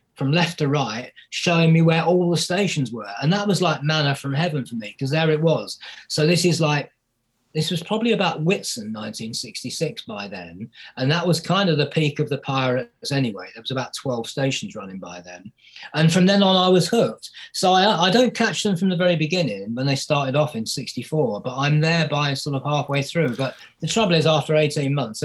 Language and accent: English; Bedfordshire, East of England, United Kingdom; I grew up in Bedfordshire